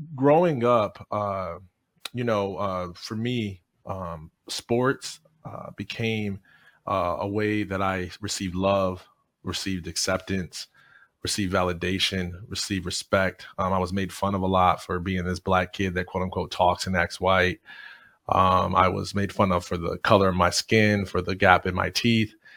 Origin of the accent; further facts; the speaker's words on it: Jackson, Michigan, United States; I am originally from Jackson, Michigan